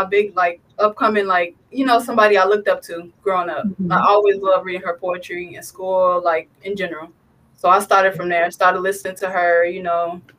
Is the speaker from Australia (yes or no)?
no; Chicago, Illinois, United States; I'm from Chicago.